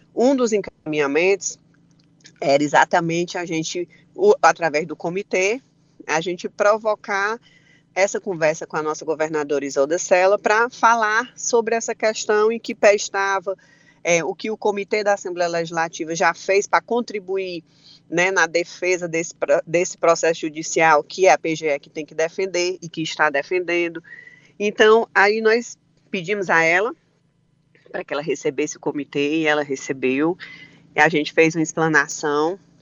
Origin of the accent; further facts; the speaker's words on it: Ibiapaba, Ceará, Brazil; falo até por mim, né, ibiapabano